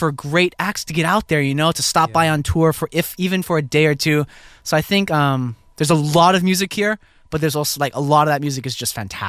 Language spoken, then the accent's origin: English; Hawaii, United States; moved away as an adult; now in Los Angeles, United States; having been born and raised in Hawaii